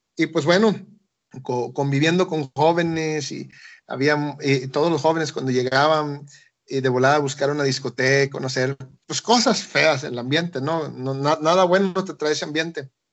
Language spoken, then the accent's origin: Spanish; Tapachula, Chiapas, Mexico; moved away as an adult; now in Ecuador; yo soy de, de México, soy chiapaneco, yo nací en Tapachula, Chiapas, un lugar de, en la frontera, a 20 minutos de la frontera con Guatemala. Crecí ahí.